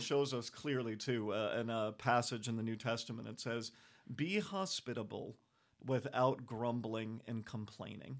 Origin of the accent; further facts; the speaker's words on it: United States; also born or lived in Europe; I'm American